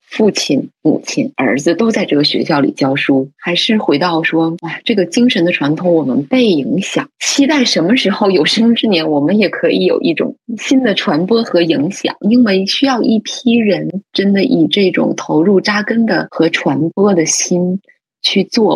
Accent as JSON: {"language": "Chinese", "country": "China", "said": "我们中国人，现代的中国人"}